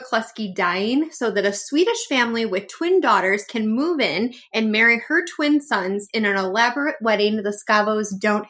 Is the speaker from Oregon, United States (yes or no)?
yes; Oregon, United States; It's so fun listening to Amanda talk about PNW because I am from Oregon too.